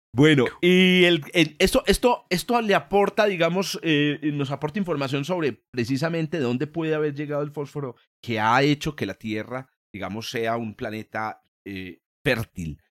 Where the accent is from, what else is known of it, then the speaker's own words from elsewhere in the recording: Antioquia, Colombia; como decimos aquí en, mi tierra